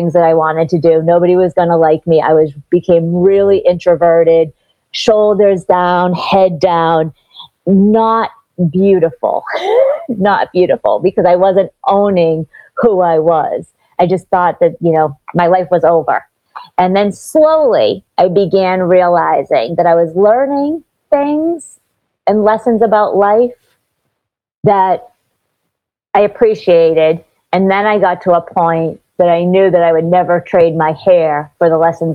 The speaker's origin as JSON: {"language": "English", "town": "Boston", "region": "Massachusetts", "country": "United States", "tie": "born or raised there", "moved": "yes", "lives_now": "South Florida, United States", "said": "I grew up in Boston, which is where I am now, though I'm based in South Florida these days"}